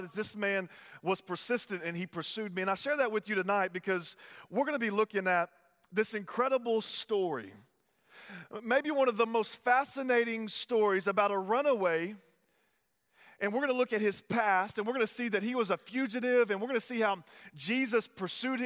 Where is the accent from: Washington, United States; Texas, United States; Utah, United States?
Texas, United States; Tyler; I'm from Texas, if you don't know that. And so I was living in Texas in Tyler